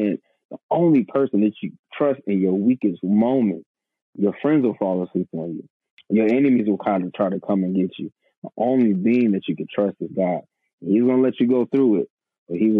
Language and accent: English; Suffolk, Virginia, United States; also born or lived in Portsmouth, Virginia; I'm from Portsmouth, Virginia, born in Portsmouth, raised in Suffolk, Virginia